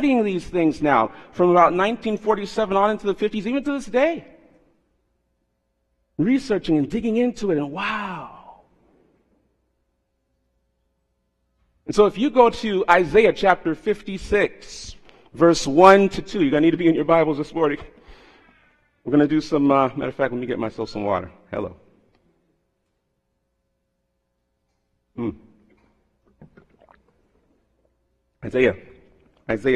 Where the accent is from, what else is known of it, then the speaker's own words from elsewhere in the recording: South Florida, United States; moved away; I was raised in South Florida